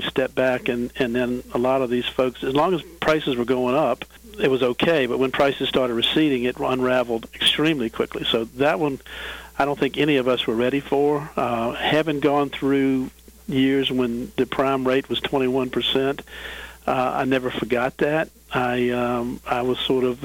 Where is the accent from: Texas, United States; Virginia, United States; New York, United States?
Virginia, United States; Williamsburg; now in Richmond, United States; I grew up in Williamsburg, which is about 50 miles from here, and came to Richmond right out of college